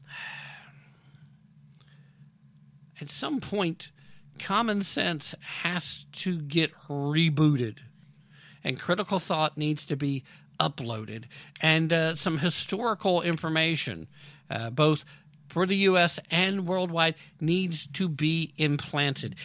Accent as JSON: {"language": "English", "country": "United States", "said": "I'm from America"}